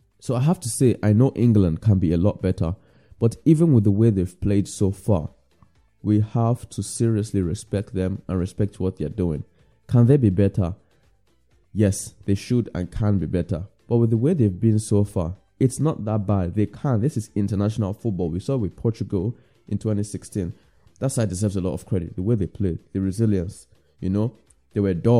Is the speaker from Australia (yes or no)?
no; Nigeria; I'm Nigerian